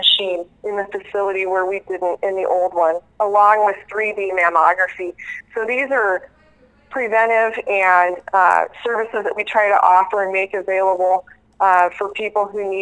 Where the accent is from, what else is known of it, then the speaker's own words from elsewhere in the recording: Nebraska, United States; now in Watford City, United States; I'm biased being from Nebraska originally